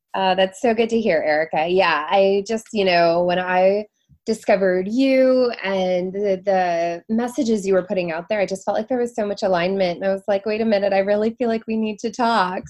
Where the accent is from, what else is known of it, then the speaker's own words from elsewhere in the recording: Seattle, Washington, United States; moved away as an adult; also born or lived in Florida / San Diego; now in New York City, United States; I'm from Seattle originally, born and raised